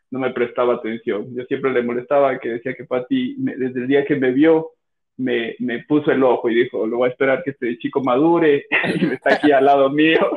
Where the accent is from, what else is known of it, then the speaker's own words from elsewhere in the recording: Cuenca, Azuay, Ecuador; accent: cuencano; soy de, soy de Cuenca, creo que mi, mi acento me delata de una sola.